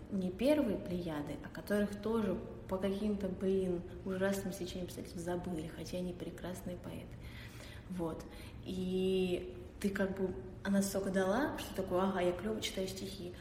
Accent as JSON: {"language": "Russian", "town": "Dmitrov", "region": "Moscow Oblast", "country": "Russia", "said": "Я из Подмосковья, из города Дмитров"}